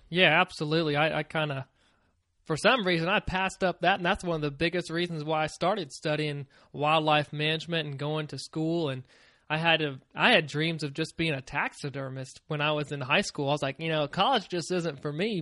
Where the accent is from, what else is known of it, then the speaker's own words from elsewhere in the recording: Virginia, United States; moved away as an adult; also born or lived in Maryland; I grew up in Virginia. I lived there for about twenty years